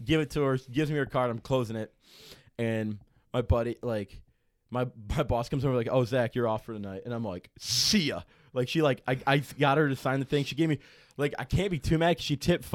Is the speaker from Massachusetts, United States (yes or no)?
no; Illinois, United States; I'm from Illinois.